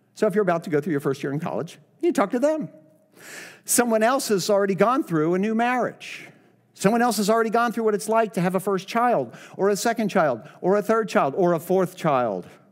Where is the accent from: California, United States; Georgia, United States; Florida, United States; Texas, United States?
Florida, United States; Miami; now in Boca Raton, United States; I get lost in, in Miami, my hometown